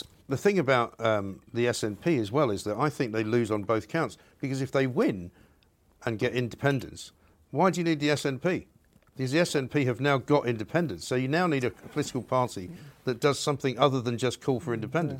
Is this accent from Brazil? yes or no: no; United Kingdom; You know, we are British. We have a British passport.